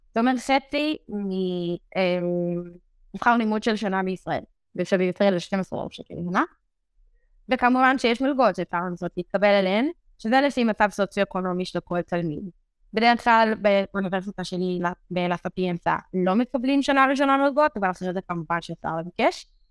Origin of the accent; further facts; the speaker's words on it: Meitar, Southern District, Israel; moved away as an adult; now in Rome, Italy; אני במקור ממיתר, זה שובלת באר שבע בישראל